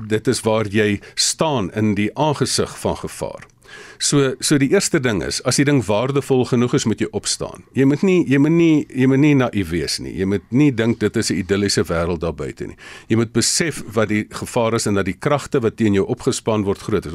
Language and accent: Afrikaans; South Africa; ons as Suid-Afrikaners